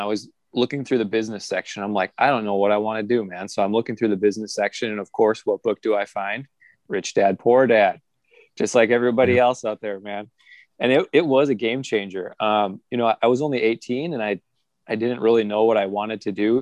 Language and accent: English; Minnesota, United States; we're both from Minnesota, my mentor